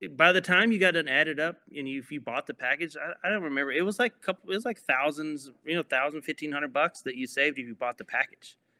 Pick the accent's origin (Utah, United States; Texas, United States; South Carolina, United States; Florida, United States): Texas, United States; Mineola; moved away; the town's called Mineola. It's a little small town